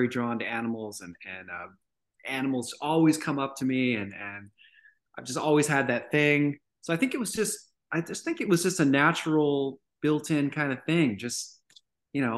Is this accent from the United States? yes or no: yes; Redondo Beach, California, United States; now in Tennessee, United States; I was born and raised in Los Angeles, grew up in a beach town called Redondo Beach